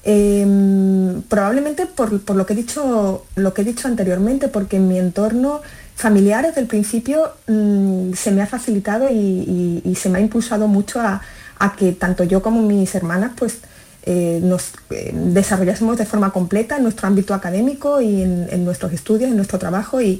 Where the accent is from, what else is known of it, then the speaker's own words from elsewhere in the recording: Galicia, Spain; born there; moved away; nací en Galicia, mis padres son gallegos y, bueno, por, su dedicación laboral, era magistrado, pues mm, la verdad es que vivimos en, muchas ciudades de España y ellos decidieron, y yo creo que fue un acierto, que querían quedarse en el sur.